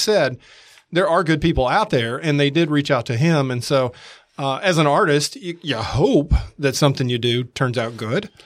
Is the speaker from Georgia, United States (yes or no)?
yes; Atlanta, Georgia, United States; moved away as an adult; also born or lived in San Diego; now in Mississippi, United States; I grew up in Atlanta